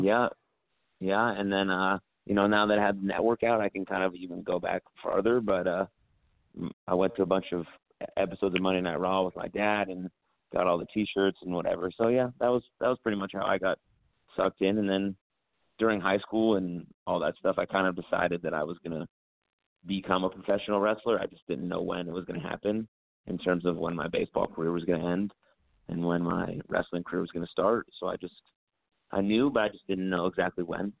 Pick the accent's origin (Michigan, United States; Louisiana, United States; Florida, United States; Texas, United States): Texas, United States; Dallas; now in Philadelphia, United States; I currently live in Philadelphia, Pennsylvania. Uh, I grew up in Dallas, Texas.